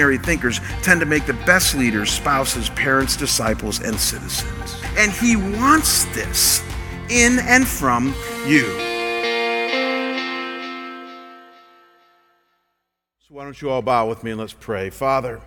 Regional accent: Chagrin Falls, Ohio, United States; I come from a small town outside of Cleveland called Chagrin Falls

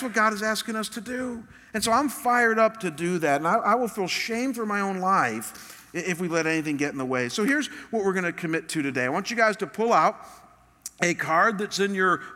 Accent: Chagrin Falls, Ohio, United States; moved away; Chagrin Falls, my hometown

